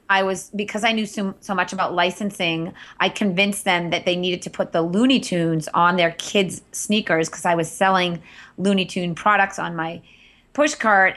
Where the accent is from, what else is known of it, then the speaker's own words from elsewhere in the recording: Andover, Massachusetts, United States; also born or lived in Wellesley, Massachusetts / Cape Cod; I grew up in Andover, Massachusetts